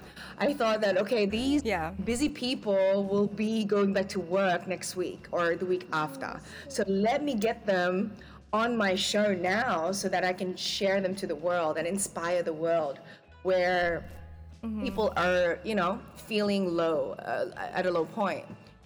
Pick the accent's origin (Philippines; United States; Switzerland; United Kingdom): Philippines; as a Filipina, you know, the Filipina trait is a singer, unfortunately, it skipped me.